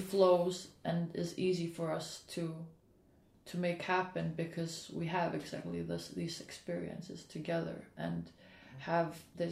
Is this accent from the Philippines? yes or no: yes; Philippines; We're both from the Philippines.